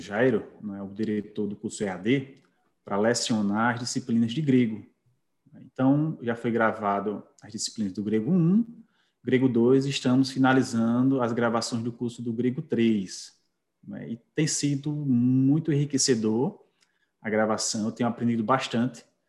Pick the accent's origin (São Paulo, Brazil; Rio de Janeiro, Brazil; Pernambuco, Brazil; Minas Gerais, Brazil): Pernambuco, Brazil; Caruaru; sou natural de Caruaru